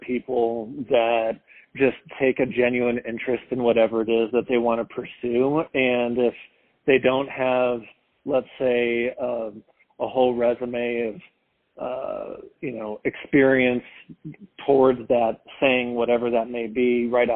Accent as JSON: {"language": "English", "town": "Palos Verdes", "region": "California", "country": "United States", "tie": "born or raised there", "also_born_or_lived": "Philadelphia", "moved": "as an adult", "said": "I grew up in Los Angeles in a town called Palos Verdes, California, a really cool beach suburb over there"}